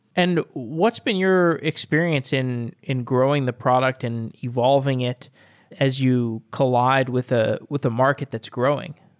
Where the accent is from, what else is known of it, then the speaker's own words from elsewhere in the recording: Austin, Texas, United States; I'm from Austin